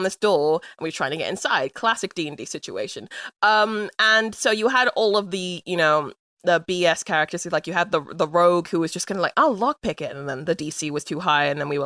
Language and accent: English; London, United Kingdom; I'm from London. This is not a London accent.